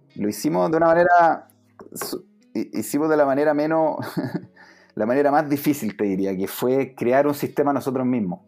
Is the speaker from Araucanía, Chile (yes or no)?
yes; Temuco, Araucanía, Chile; moved away as an adult; also born or lived in Santiago, Chile; now in United States; Yo soy de, Santiago, pero crecí en Temuco